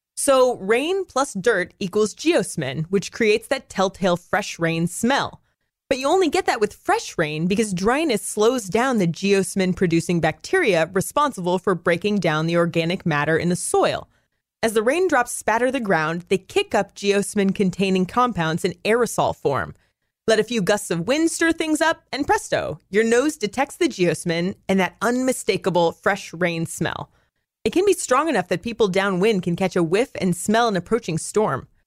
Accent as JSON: {"language": "English", "region": "Pacific Northwest", "country": "United States", "moved": "yes", "said": "I come from the Pacific Northwest, it rains fifty percent of the time there"}